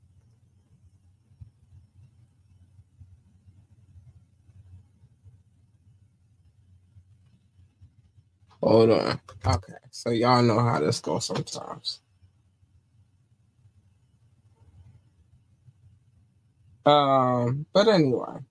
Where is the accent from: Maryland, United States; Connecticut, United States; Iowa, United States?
Maryland, United States; Baltimore; also born or lived in North Carolina; we are from Baltimore